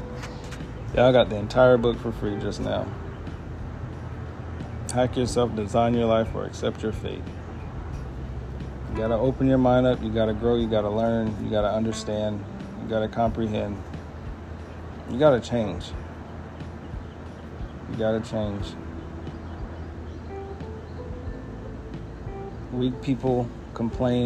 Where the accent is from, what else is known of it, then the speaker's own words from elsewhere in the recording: Fayetteville, North Carolina, United States; I was born on March 6, 1992, from Fayetteville, North Carolina